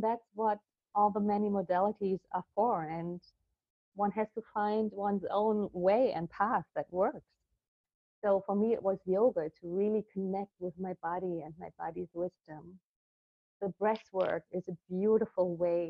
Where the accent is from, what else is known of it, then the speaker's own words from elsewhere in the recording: Berlin, Germany; I was born in Berlin at the time, actually, of the wall. I was in West Berlin with my family, middle-class family